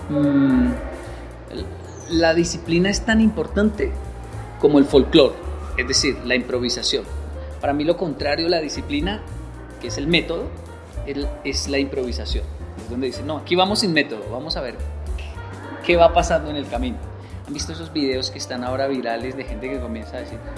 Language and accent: Spanish; Colombia; Disfruto mucho Colombia porque yo soy colombiano.